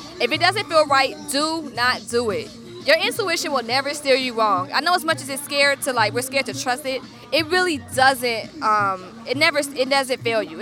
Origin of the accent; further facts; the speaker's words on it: Stone Mountain, Georgia, United States; I'm from Stone Mountain